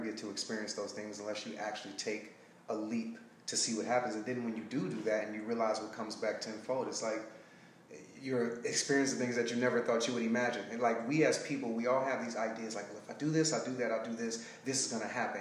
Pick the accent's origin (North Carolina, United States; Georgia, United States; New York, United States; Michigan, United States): Michigan, United States; Detroit; moved away as an adult; also born or lived in Alabama / Sacramento, California; now in Los Angeles area, United States; I'm from Detroit, Michigan. I left there and I got a full track scholarship uh, to Alabama State.